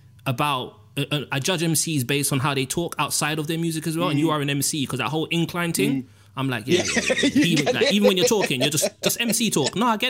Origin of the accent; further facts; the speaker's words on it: Jamaica; and you know, I'm Jamaican, Summit's Indian.